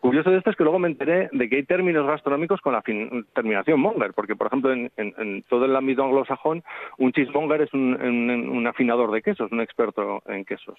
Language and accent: Spanish; Zaragoza, Aragon, Spain; now in Asturias, Spain; yo llevo veintitantos años viviendo en Asturias, me siento asturiano, pero nací en Zaragoza, también me siento aragonés